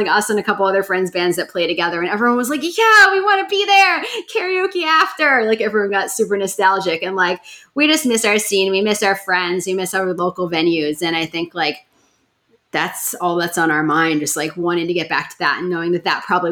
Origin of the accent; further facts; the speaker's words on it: New York City, New York, United States; I grew up in Park Slope, Brooklyn